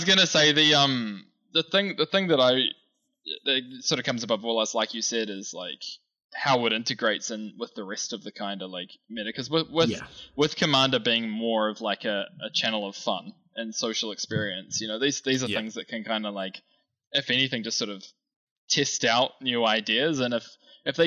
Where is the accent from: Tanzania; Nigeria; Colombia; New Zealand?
New Zealand; being a New Zealander